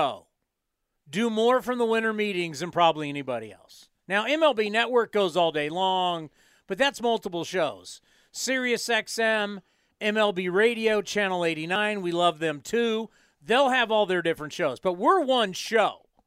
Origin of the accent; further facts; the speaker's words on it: San Diego, California, United States; growing up in San Diego